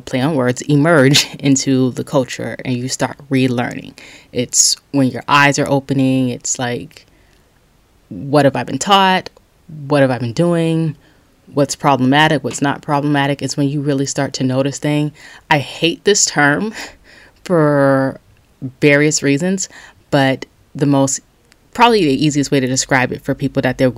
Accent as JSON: {"language": "English", "town": "Charleston", "region": "South Carolina", "country": "United States", "said": "I'm from Charleston, South Carolina, and we have some of the most bipolar weather"}